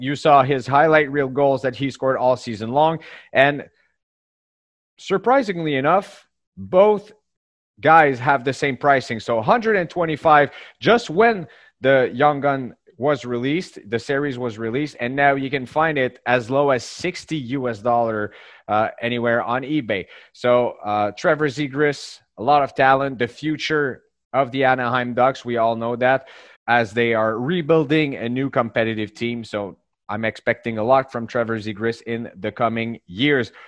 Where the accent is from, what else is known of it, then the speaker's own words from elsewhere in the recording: Canada; all the way up from Canada